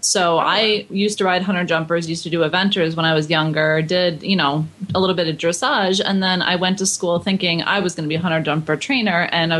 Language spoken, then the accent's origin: English; Buffalo, New York, United States; I grew up in Buffalo.